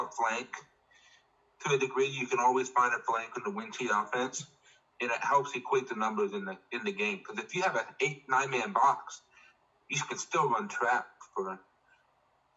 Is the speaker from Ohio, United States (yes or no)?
yes; Ohio, United States; we're from Ohio